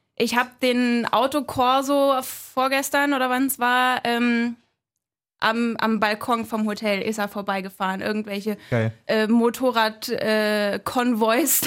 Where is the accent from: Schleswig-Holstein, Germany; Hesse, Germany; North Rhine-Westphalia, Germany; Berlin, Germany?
Berlin, Germany; ich bin in Köpenick geboren